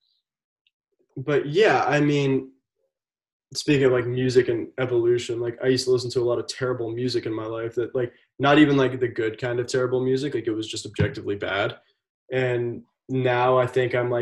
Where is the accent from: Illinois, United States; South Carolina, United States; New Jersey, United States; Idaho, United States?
South Carolina, United States; I'm born and raised in South Carolina